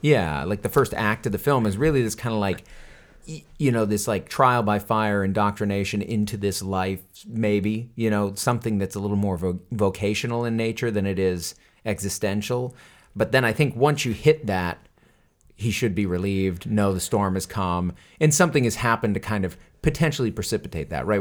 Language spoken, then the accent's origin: English; Westbrook, Maine, United States; moved away; Westbrook, Maine, my hometown, where I where I grew up for many years, and still go back to visit